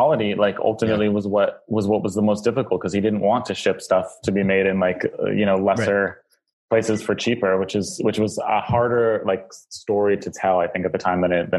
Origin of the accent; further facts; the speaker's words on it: United States; moved away as an adult; also born or lived in New York; now in London, United Kingdom; aside from the fact that I'm American and lived there up until 3 years ago, my entire life